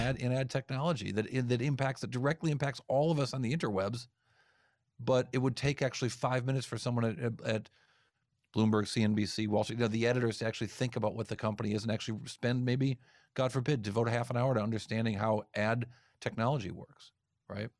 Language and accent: English; East Coast, United States; I'm from the East Coast